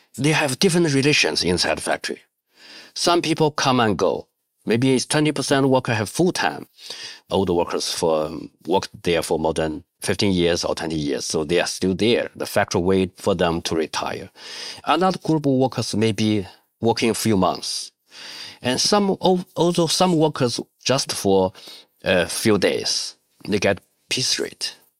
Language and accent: English; Shanxi, China; English is a second language; moved away as an adult; also born or lived in Guangdong; I came from Shanxi, I just missed my family. So I quit job and back to my hometown